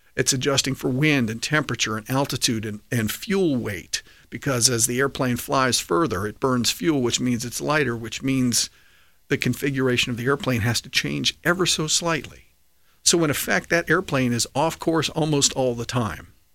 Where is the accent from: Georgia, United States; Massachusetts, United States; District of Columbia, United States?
District of Columbia, United States; D.C.; I grew up right outside of Washington, D C